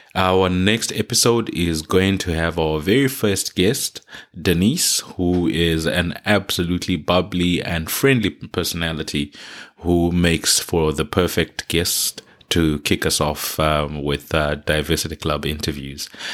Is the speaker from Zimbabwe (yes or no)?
yes; Zimbabwe; now in Queensland, Australia; my home country, Zimbabwe